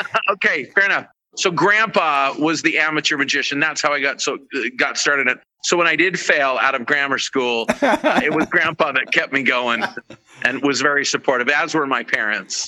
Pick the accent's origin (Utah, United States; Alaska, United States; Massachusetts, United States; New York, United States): Utah, United States; Ogden; And that's where I'm also from. I'm also from Ogden, Utah